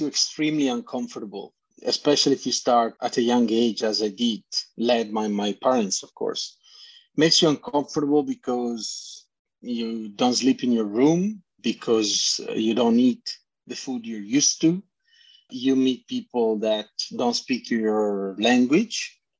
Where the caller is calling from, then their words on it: British Columbia, Canada; From British Columbia.